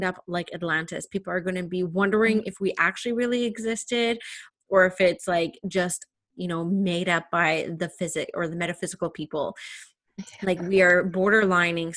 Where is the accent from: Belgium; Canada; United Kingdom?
Canada; I'm still Canadian. I was born and raised here.